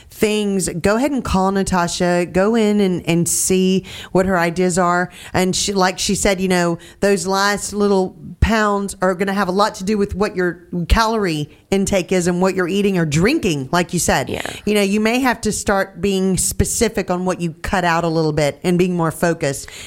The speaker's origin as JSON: {"language": "English", "region": "Louisiana", "country": "United States", "also_born_or_lived": "Texas", "said": "I'm from Louisiana. Go Tigers!"}